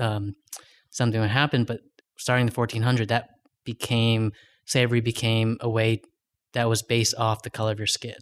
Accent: Long Beach, California, United States; I was born in Long Beach, California.

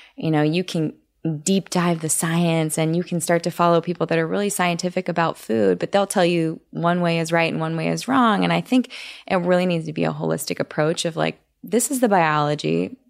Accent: Orange County, California, United States; I grew up in Orange County

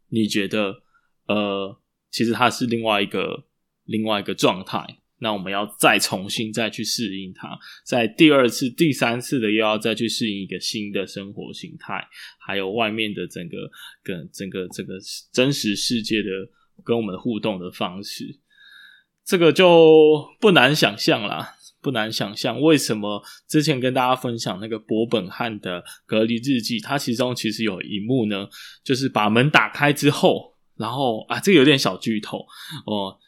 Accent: Taiwan; 我们台湾人

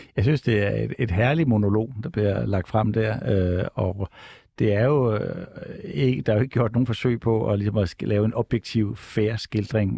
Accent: Odense, Southern Denmark, Denmark; man kommer fra Odense, som jeg selv gør.

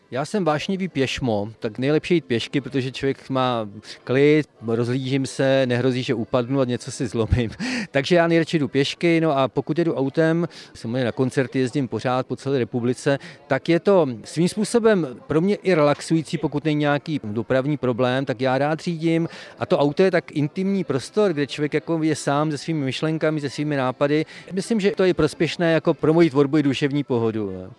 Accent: Dačice, South Bohemian Region, Czechia; moved away as an adult; now in Jindřichův Hradec, Czechia; já jsem z Dačic, první koskový cukr na světě, to je mé rodné město, kde jsem studoval gymnázium, chodil tam do mateřské školy

